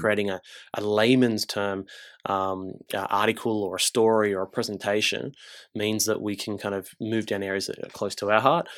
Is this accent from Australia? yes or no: yes; Engadine, New South Wales, Australia; also born or lived in Gold Coast; I grew up south. I grew up in, uh, in Engadine in the Shire.